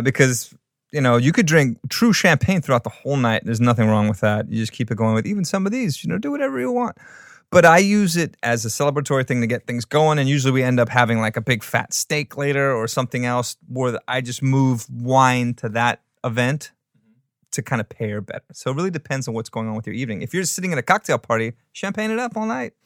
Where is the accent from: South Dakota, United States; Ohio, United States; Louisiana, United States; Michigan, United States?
Louisiana, United States; New Orleans; I grew up in New Orleans